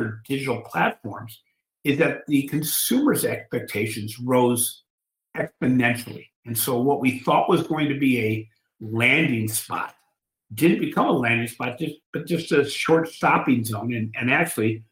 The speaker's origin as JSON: {"language": "English", "town": "Cleveland", "region": "Ohio", "country": "United States", "said": "I'm from Cleveland, Ohio"}